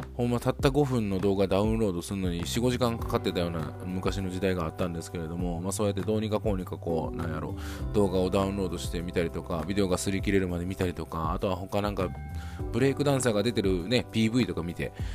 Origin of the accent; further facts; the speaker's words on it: Niigata, Japan; 僕地元新潟なんですが